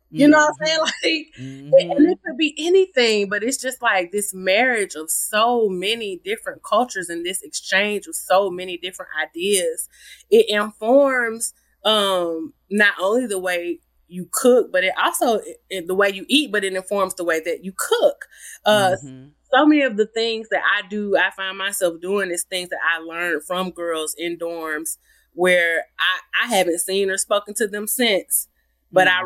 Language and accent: English; Atlanta, Georgia, United States; moved away as an adult; growing up in Atlanta